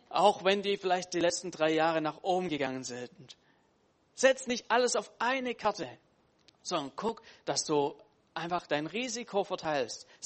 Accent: Baden-Württemberg, Germany; als Schwabe freut mich das wieder

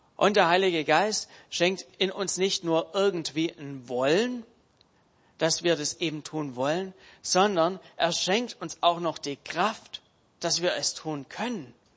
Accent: Germany; wir uns als Deutsche

